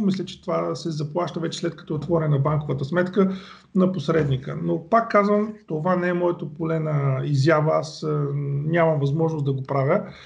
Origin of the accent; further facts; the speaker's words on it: Bulgaria; now in England, United Kingdom; ние сме си българи